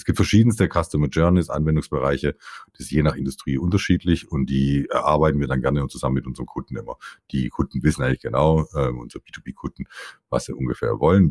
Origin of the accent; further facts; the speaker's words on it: Stuttgart, Baden-Württemberg, Germany; Also ich bin Italo-Schwabe, geboren in Stuttgart, Nähe von stuttgart reutling